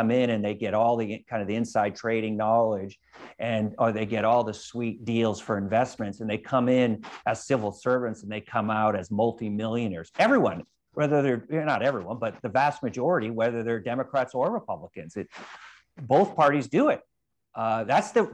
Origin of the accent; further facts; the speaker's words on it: California, United States; I'm from California, and you have, we have the largest divide between the rich and the poor of any state in the United States